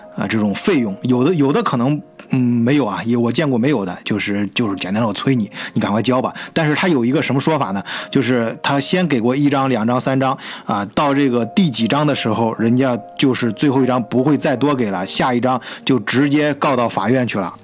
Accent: China; moved away as an adult; now in Germany; 我们中国人呢，都叫它退瓶费

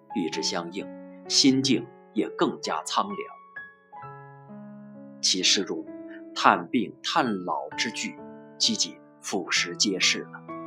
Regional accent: Yunyang, Chongqing, China; 现在诗圣来到了我的故乡，我一千二百五十五年前的故乡

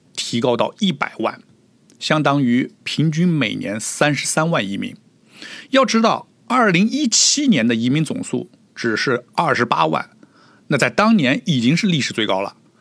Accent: China; now in Toronto, Canada; 我们中国人

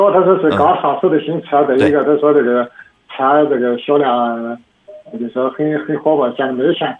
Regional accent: Linyi, Shandong, China; 我是临沂的。

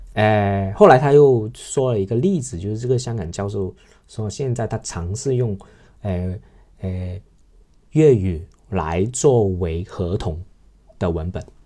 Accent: Shenzhen, Guangdong, China; first language Cantonese; Chinese is a second language; 我们深圳

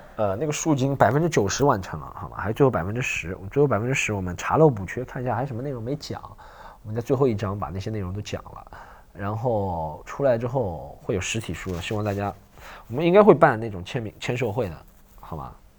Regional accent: Shanghai, China; 来自上海的

